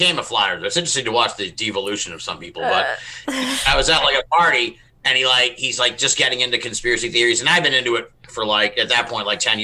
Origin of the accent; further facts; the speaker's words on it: Massachusetts, United States; we're all from Massachusetts